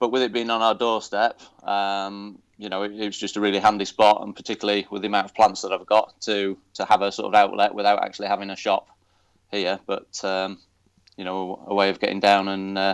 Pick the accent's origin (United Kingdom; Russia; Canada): United Kingdom; Yorkshire Dales, Yorkshire and the Humber; first language English; moved away as an adult; now in Spain; growing up in the Yorkshire Dales